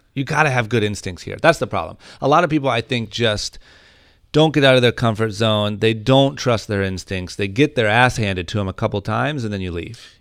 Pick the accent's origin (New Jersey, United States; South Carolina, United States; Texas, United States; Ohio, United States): Ohio, United States; now in Los Angeles, United States; when I was growing up in Ohio